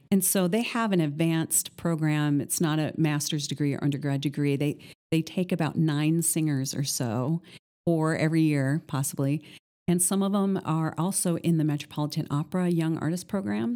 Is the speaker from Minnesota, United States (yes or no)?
yes; northern Minnesota, United States; now in Columbus, United States; I grew up in northern Minnesota